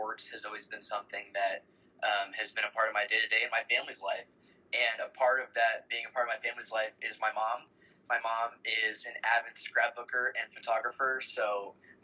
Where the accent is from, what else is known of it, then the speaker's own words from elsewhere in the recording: San Diego, California, United States; moved away as an adult; also born or lived in Lawrence, Kansas; now in Kansas, United States; Originally, I am from San Diego, California